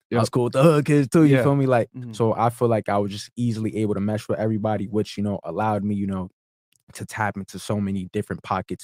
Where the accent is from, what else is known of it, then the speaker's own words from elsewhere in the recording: Woodbridge, New Jersey, United States; So I grew up in Woodbridge, New Jersey. And, you know, where I grew up, it was really like a mixture of a lot of, you know, cultures, a lot of backgrounds and stuff like that. I went to Woodbridge High School.